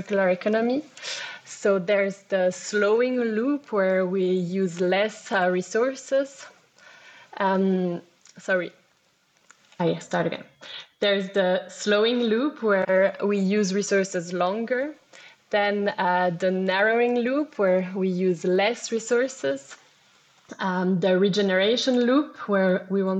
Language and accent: English; Geneva, Switzerland; I am from Geneva